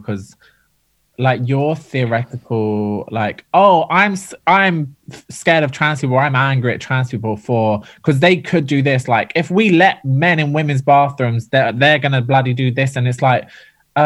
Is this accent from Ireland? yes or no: yes; Ireland; We're both Irish